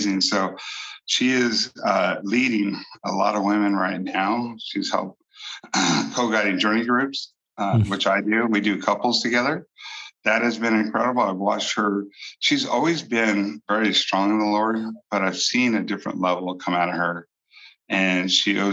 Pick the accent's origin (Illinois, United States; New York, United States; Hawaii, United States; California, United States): California, United States; Bakersfield; moved away as an adult; also born or lived in Alaska; now in Bakersfield, United States; Although this is my hometown